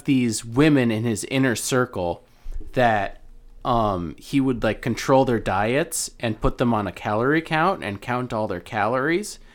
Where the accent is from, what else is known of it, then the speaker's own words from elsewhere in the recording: Albany, New York, United States; we're from Albany